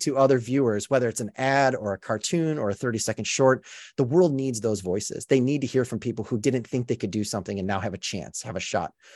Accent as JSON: {"language": "English", "town": "Chicago", "region": "Illinois", "country": "United States", "tie": "born or raised there", "moved": "as an adult", "lives_now": "Los Angeles, United States", "said": "I grew up in Chicago when the Bulls won."}